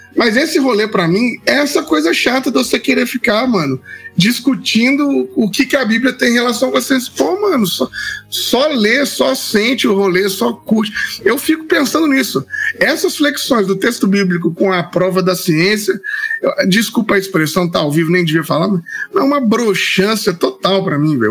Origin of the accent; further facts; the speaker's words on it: Itabira, Minas Gerais, Brazil; que é lá da minha cidade